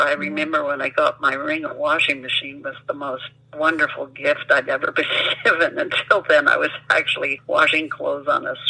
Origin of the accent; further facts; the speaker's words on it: Berkeley, California, United States; also born or lived in northern British Columbia, Canada; now in Victoria, Canada; I grew up in Berkeley, California, and then I lived in northern British Columbia on a sheep farm, a very remote area, for about 15 years or more before we moved here.